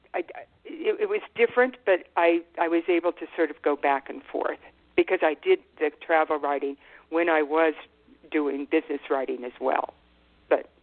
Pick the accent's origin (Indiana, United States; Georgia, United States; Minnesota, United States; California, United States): California, United States; also born or lived in Washington, D.C.; now in Santa Fe, United States; when I was growing up in California